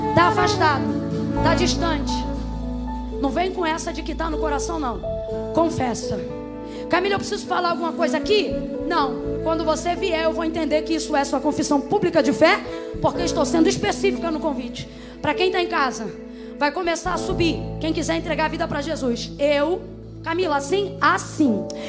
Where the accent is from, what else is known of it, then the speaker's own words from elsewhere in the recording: Rio de Janeiro, Brazil; eu sou do Rio.